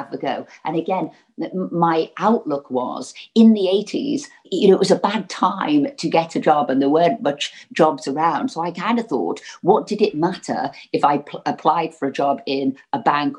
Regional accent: Liverpool, North West England, United Kingdom; growing up in Liverpool

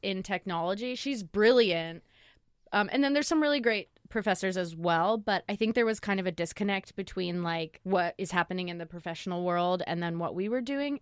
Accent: Lake Oswego, Oregon, United States; also born or lived in San Francisco; I grew up in Lake Oswego

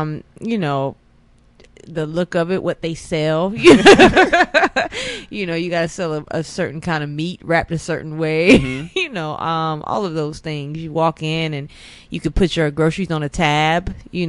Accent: Snow Hill, North Carolina, United States; That is in the eastern part of North Carolina, about an hour outside of Raleigh.

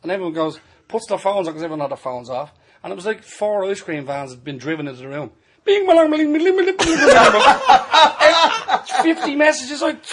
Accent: Dublin, Leinster, Ireland; I'm from Drimna in Dublin.

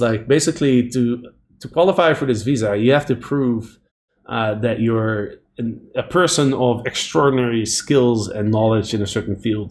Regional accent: Netherlands; moved away as an adult; also born or lived in Bulgaria / Panama; now in San Diego, United States; my home country, uh, the Netherlands

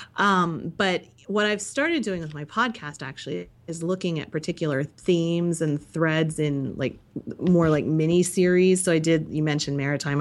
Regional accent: United States; I grew up in Amish country

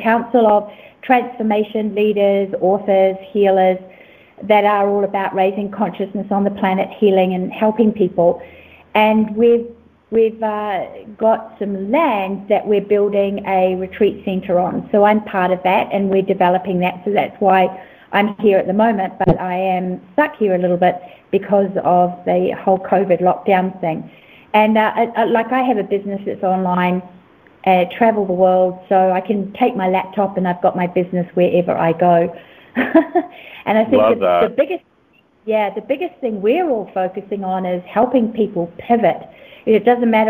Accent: New Zealand; also born or lived in Australia; now in Costa Rica; I'm a New Zealander, was living in Australia, and now I'm in Costa Rica building a retreat center.

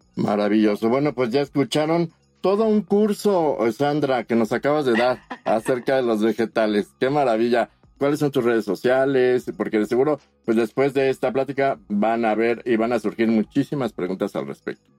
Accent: Mexico; los mexicanos

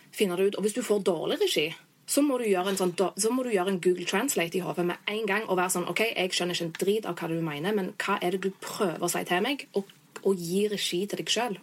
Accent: Norway; moved away; jeg er jo blonde fra Norge

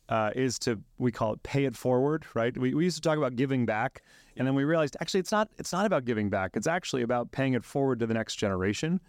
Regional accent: Silicon Valley, California, United States; also born or lived in Buenos Aires, Argentina; I actually grew up in California

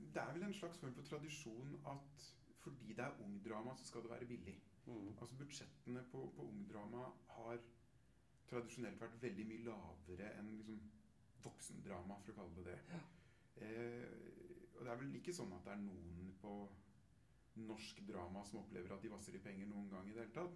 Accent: Telemark, Norway; jeg kommer fra Midt-Telemark selv

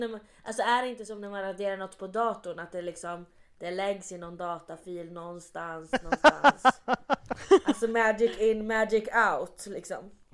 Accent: Luleå, Norrbotten County, Sweden; jag är uppväxt i Luleå

